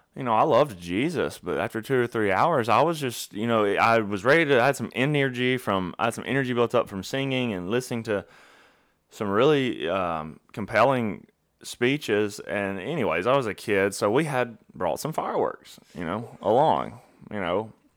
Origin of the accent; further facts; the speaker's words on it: Alabama, United States; I'm from Alabama